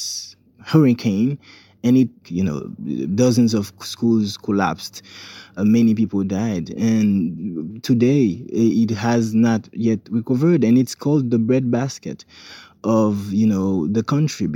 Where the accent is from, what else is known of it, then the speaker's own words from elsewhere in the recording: Jérémie, Grand'Anse, Haiti; Jeremy, for instance, which is my hometown where I was born